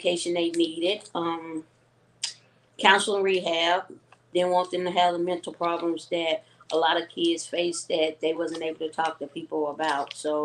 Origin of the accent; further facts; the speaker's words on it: Little Rock, Arkansas, United States; I'm from Little Rock, Arkansas